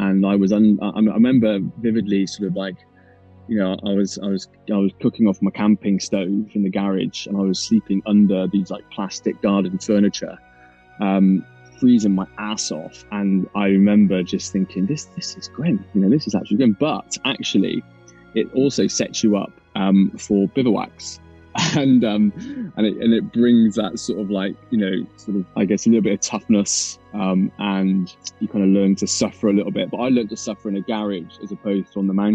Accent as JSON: {"language": "English", "area": "Mendip Hills, southwest of the UK", "region": "South West England", "country": "United Kingdom", "tie": "born or raised there", "said": "where I grew up on the Mendip Hills, down in the southwest of the UK, which is it's just out of Bristol"}